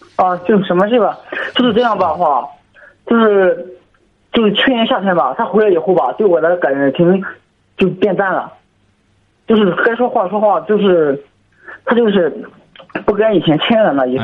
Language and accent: Chinese; Zhangqiu, Shandong, China; 我是山东庄丘的